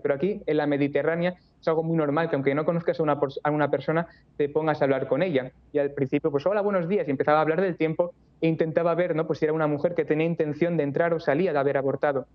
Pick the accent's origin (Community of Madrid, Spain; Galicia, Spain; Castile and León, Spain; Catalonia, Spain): Catalonia, Spain; Barcelona; moved away as an adult; also born or lived in Toledo; yo soy de Barcelona, me mudé luego a Toledo para ingresar en el seminario de Toledo